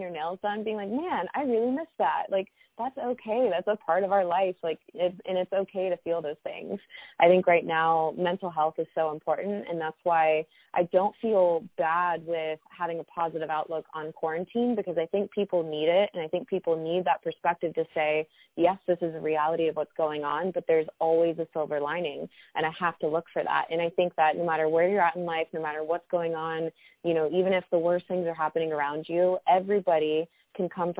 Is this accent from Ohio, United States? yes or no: no; Houston, Texas, United States; now in Los Angeles, United States; my whole family is in Houston, Texas